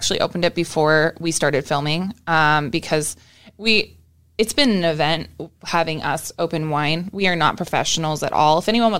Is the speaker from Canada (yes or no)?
yes; Canada; moved away as an adult; also born or lived in Jacksonville, Florida, United States; now in Florida, United States; I was born in Jacksonville, Florida, then moved to Canada when I was about almost 10 years old, and then came back, and now I live in Florida again.